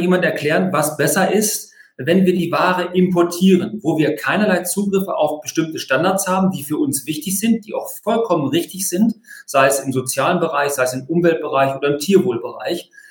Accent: near Hanover, Lower Saxony, Germany; ich komme aus der Nähe von Hannover

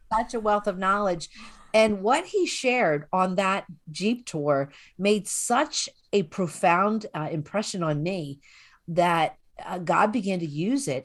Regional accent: Philadelphia, Pennsylvania, United States; moved away; I grew up in the Northeast in Philadelphia

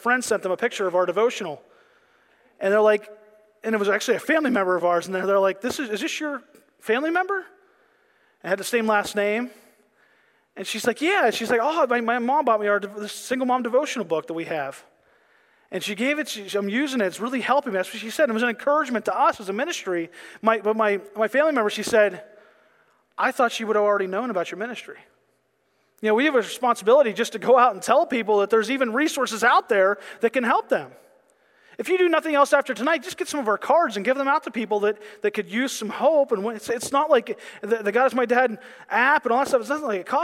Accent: Pennsylvania, United States; I'm from Pennsylvania

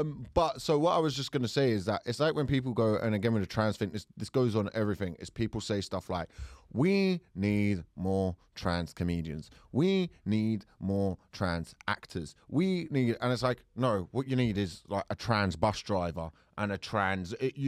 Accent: London, United Kingdom; accent: South London; Hi, it's my South London accent.

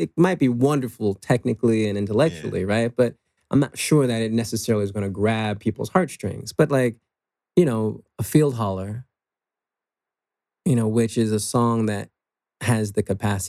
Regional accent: Washington, District of Columbia, United States; Middle class, maybe lower middle class family in Washington, D.C.

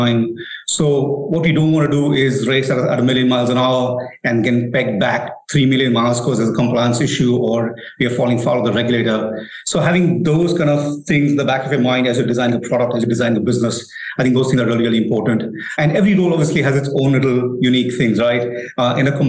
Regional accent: India; moved away as an adult; also born or lived in United States / Pune; Born and raised in India

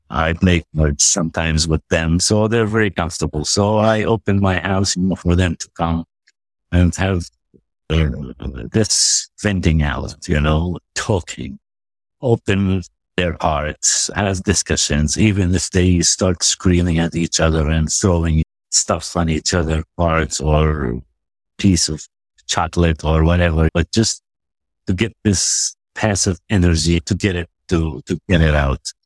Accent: West Bank, Palestine; also born or lived in United States; now in Nablus, Palestine; I'm an American at the same time. Palestinian, but I'm also American.

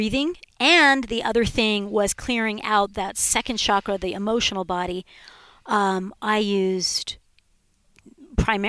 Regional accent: Southern California, United States; I was raised in Southern California

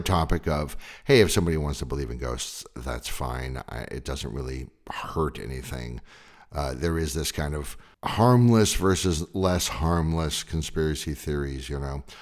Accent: California, United States; I grew up in California during this time period

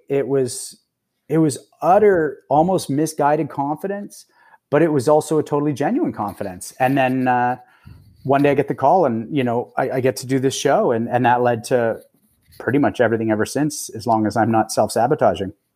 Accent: Toronto, Ontario, Canada; also born or lived in Los Angeles; I'm from Toronto mostly. I go between Toronto and L A, but, uh, since about mid last year, I've been in Toronto.

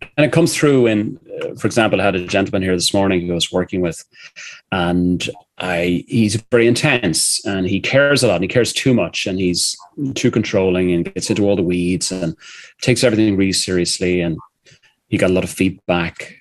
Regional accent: Ireland; I'm an Irishman

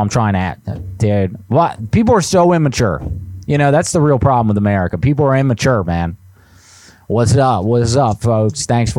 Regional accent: New Jersey, United States; Listen, I'm from New Jersey, man. I haven't had a pizza like that in years being up here.

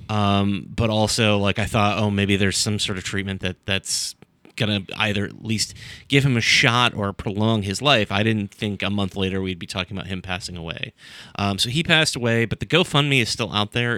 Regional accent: Sandusky, Ohio, United States; my hometown, Sandusky, Ohio

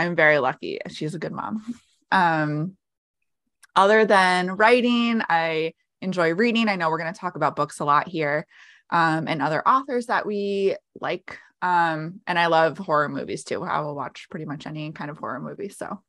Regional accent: New England, United States; I hail from New England in the U.S.

